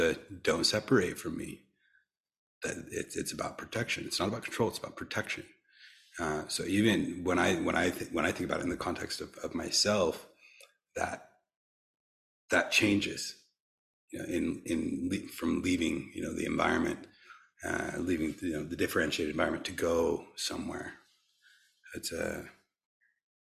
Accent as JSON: {"language": "English", "country": "United States", "tie": "born or raised there", "said": "growing up as, you know, being American, growing up as a Westerner. I mean, my dad is from East Africa, so half-half"}